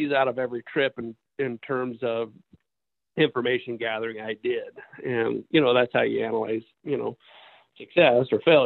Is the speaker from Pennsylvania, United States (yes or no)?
no; Southern Oregon, United States; I grew up in Southern Oregon